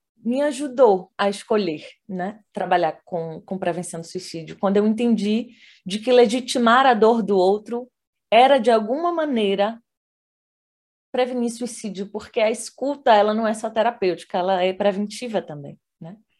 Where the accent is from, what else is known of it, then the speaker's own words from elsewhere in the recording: Salvador, Bahia, Brazil; moved away as an adult; now in Brasília, Brazil; como baiana, acho que essa é a primeira identidade que me define aí. Eu sou de Salvador